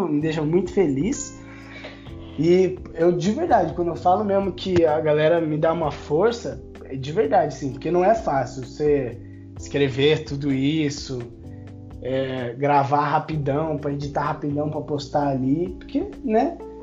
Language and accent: Portuguese; São Paulo, Brazil; falei que eu era de São Paulo